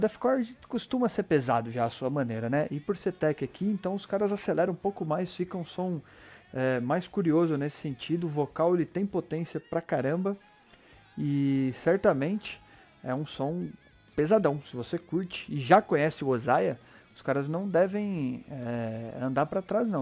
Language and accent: Portuguese; Brazil; Eu sou brasileiro